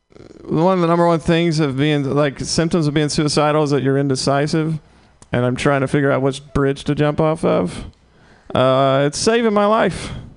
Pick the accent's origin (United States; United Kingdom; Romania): United States; the South; Yeah, so I'm from the South.